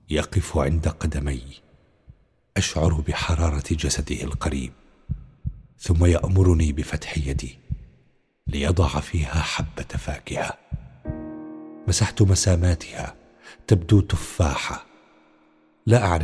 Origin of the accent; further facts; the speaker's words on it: Qaboun, Damascus Governorate, Syria; انا انا من القابون شيخي آه، الحي اللي كان مع الثورة من أول يوم